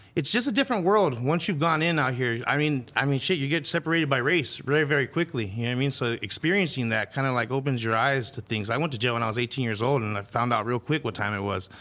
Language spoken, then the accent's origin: English; Los Angeles, California, United States; also born or lived in Phoenix, Arizona / Dallas, Texas; I grew up here in Pan Am City in the San Fernando Valley